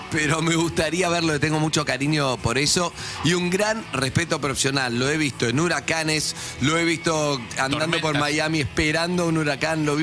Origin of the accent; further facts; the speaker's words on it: Misiones, Argentina; Yo vengo de las cataratas del Iguazú, me parece cosa de chicos, un salto de 8 metros